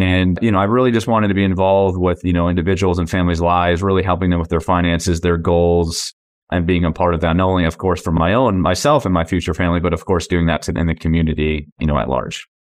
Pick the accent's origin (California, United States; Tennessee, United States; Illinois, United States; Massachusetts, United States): Massachusetts, United States; moved away as an adult; now in San Diego, United States; I was born and raised in Massachusetts